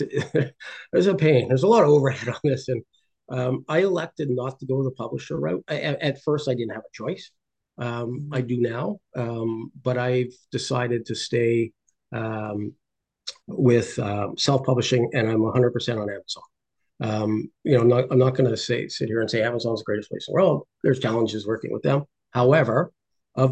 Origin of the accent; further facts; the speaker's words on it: Ireland; I'm Irish, my wife's Indian